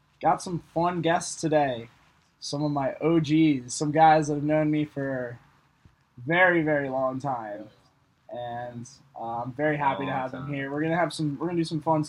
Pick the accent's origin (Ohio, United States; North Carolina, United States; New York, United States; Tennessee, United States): Ohio, United States; Cincinnati; We're live from my patio, you know, beautiful summer night here in Ohio. Yeah, it's pretty cool to finally have some of my hometown friends